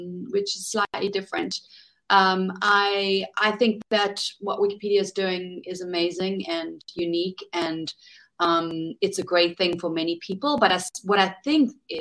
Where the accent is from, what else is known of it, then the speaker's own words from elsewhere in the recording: South Africa; from my home country in South Africa